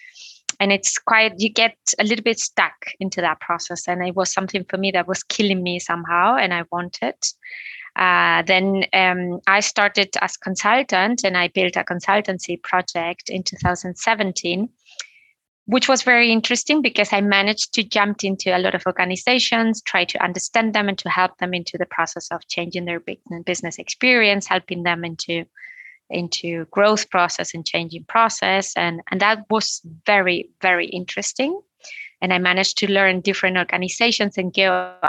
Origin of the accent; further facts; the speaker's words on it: Canary Islands, Spain; moved away; also born or lived in Madrid, Spain / England; I was born in Madrid, but I grew up in the Canary Island